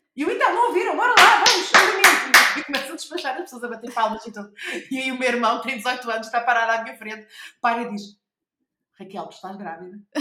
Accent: Portugal; sou portuguesa

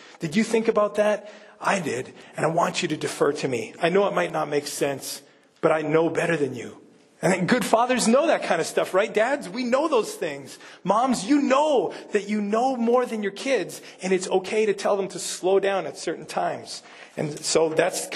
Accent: Manitoba, Canada; moved away; I'm from Manitoba

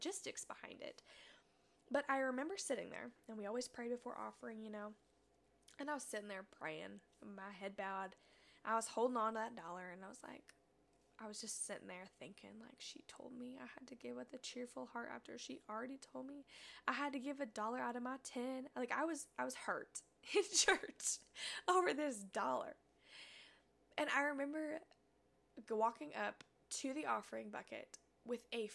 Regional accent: Missouri, United States; from Missouri

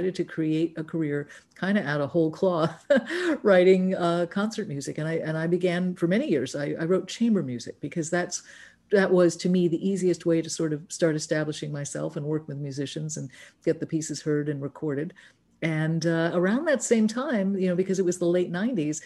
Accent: New York City, New York, United States; also born or lived in Los Angeles; now in San Juan Island, United States; I grew up in New York City, in Manhattan

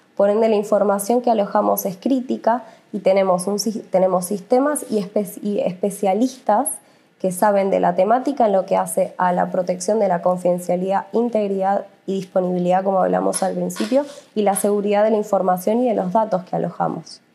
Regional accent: Argentina; somos una empresa del Estado argentino

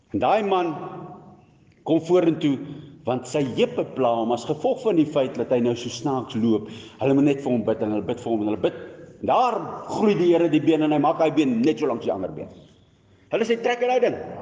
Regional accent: South Africa; as ek 'n Afrikaner is en ek spreek Jesus anders te uit

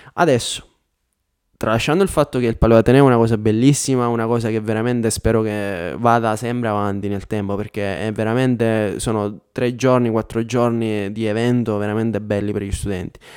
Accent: Biancavilla, Sicily, Italy; moved away as an adult; also born or lived in Catania / Milan; now in Denmark; io vengo da Biancavilla, che è una città di 24.000 abitanti, andavo all'università a Catania

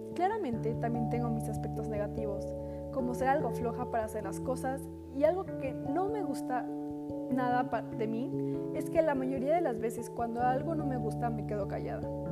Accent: Mexico; como mexicana quiero ser alguien que fue orgullosa de su nacionalidad y cultura

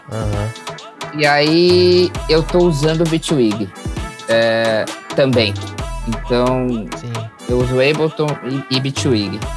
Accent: Piracicaba, São Paulo, Brazil; also born or lived in São Roque; eu sou de São Roque, interior de São Paulo, mas eu, minha família mudou pra Piracicaba depois. Então meio que sou de Piracicaba.

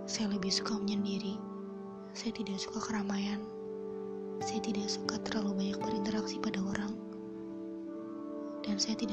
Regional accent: Brebes, Central Java, Indonesia; Saya lahir di kota Bawang Merah, Brebes, tanggal 25 Januari 2002. Tahun ini usia saya menginjak 19 tahun.

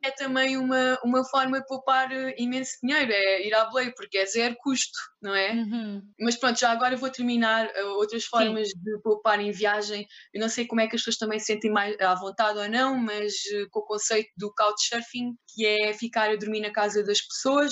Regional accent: Algarve, Portugal; nascida e criada no Algarve, Uh, mais concretamente entre Lolé e Quarteira

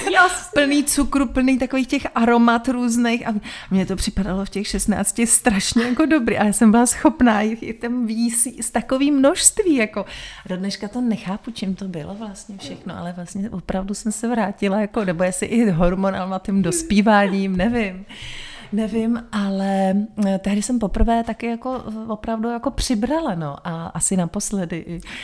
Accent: Prague, Czechia; moved away as an adult; jsem do těch 33 mm, žila v Praze, narodila jsem se v Praze

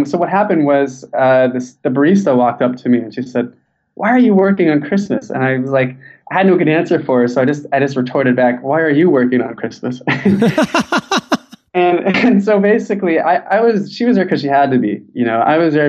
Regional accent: San Diego, California, United States; Like, I'm from San Diego, so I just went to live in Mexico for 2 months

